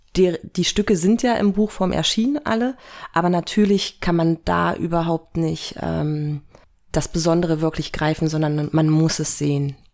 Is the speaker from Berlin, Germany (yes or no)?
yes; Berlin, Germany; moved away; ich komme ursprünglich aus Berlin